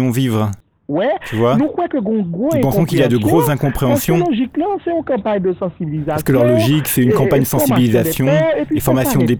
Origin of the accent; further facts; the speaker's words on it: Haiti; Moi-même, je suis un vrai haïtien.